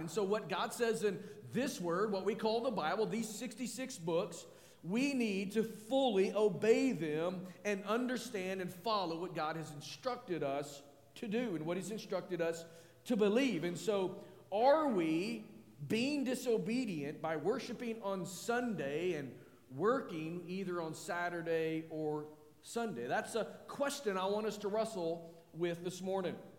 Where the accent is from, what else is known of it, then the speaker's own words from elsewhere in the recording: northwest Arkansas, United States; as I was growing up in northwest Arkansas